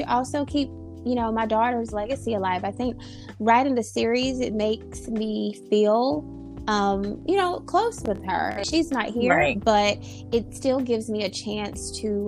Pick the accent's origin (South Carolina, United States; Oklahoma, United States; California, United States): South Carolina, United States; Conway; am from Conway, South Carolina